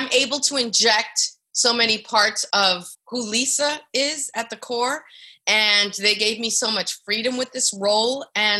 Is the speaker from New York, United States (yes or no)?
yes; New York City, New York, United States; also born or lived in Whitestone, Queens; I was born in Spanish Harlem, so I've kind of lived in most of the boroughs of New York